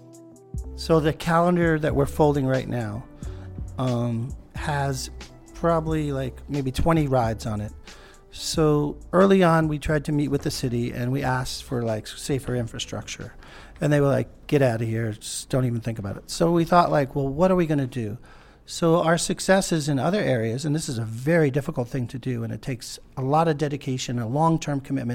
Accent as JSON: {"language": "English", "town": "New York City", "region": "New York", "country": "United States", "tie": "born or raised there", "said": "I was born in New York. I'm raised here."}